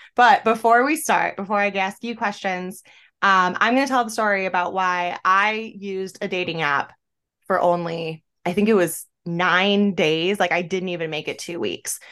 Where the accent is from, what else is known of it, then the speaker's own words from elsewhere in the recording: an hour and a half south of Buffalo, New York, United States; moved away as an adult; now in Florida, United States; I'm from an hour and a half south of Buffalo